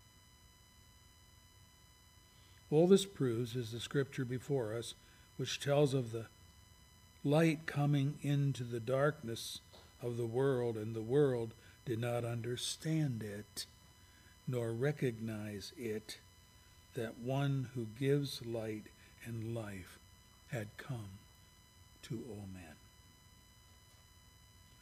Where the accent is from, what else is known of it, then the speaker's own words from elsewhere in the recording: Pennsylvania, United States; I'm from Pennsylvania